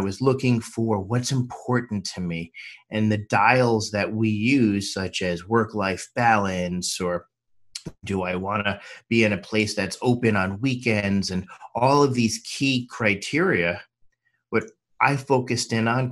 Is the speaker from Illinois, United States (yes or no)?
no; New York, United States; also born or lived in Miami / Washington, D.C.; now in Los Angeles, United States; I was born and raised in New York, but I've also lived in Miami and Washington, D.C., but I call Los Angeles home